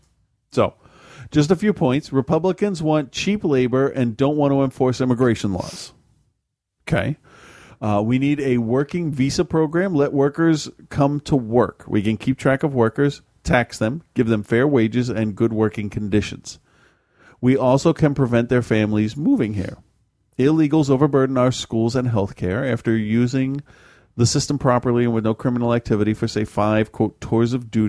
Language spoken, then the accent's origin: English; New England, United States; I'm from New England, and I know how easy it is to not take this stuff seriously, but out west, it is a serious problem.